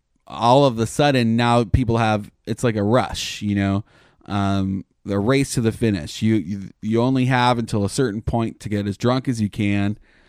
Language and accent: English; Canada; now in United States; I was amazed when I came here from Canada. There's like ride programs all the time.